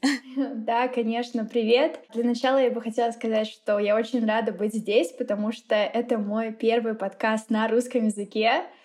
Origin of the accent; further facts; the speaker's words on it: Lipetsk, Lipetsk Oblast, Russia; first language Russian; moved away as an adult; also born or lived in Moscow, Russia; now in Mexico; я из России. Родилась я в маленьком городе, ну как в таком среднем городе, называется он Липецк